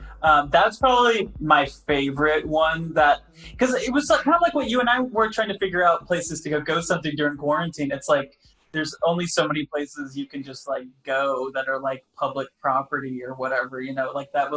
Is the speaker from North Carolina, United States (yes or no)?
no; Grand Rapids, Michigan, United States; now in Los Angeles, United States; No, I grew up in Michigan.